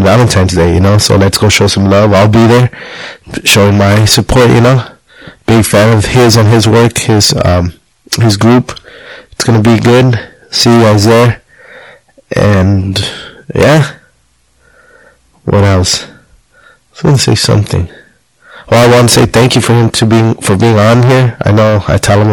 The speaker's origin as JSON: {"language": "English", "region": "Jalisco", "country": "Mexico", "tie": "born or raised there", "said": "I was born in Azcaltan, Jalisco, my parents as well"}